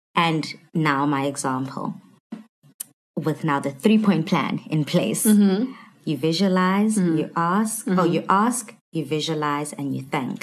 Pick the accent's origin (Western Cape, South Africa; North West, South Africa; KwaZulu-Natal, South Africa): KwaZulu-Natal, South Africa; Durban; born and bred in Durban